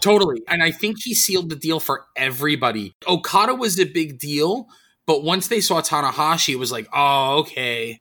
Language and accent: English; New York City, New York, United States; moved away; I'm born and raised in New York City.